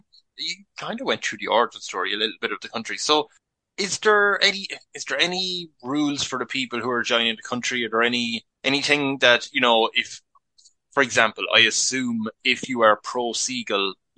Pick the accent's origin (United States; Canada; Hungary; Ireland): Ireland; Galway, Connacht; I'm from Galway